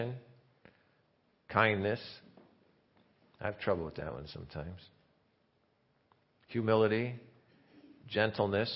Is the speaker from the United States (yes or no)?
yes; Indiana, United States; I'm from Indiana